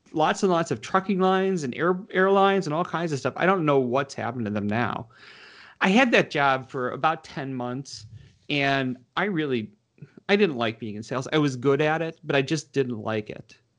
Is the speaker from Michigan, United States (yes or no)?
yes; Detroit, Michigan, United States; now in Washington, D.C., United States; I grew up in Michigan. Um, in the northwest suburbs of Detroit